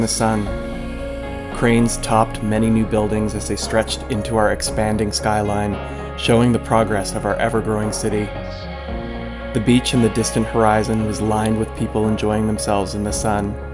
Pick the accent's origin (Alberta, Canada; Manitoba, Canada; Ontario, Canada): Ontario, Canada; Toronto; my hometown of Toronto, Canada